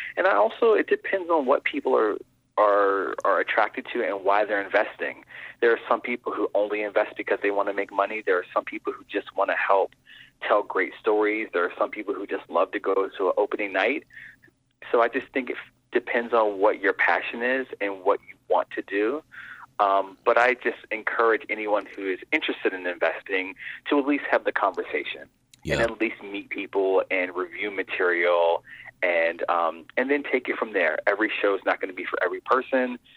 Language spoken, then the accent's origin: English; Pittsburgh, Pennsylvania, United States; I grew up in Pittsburgh, and that's when my love of theater really began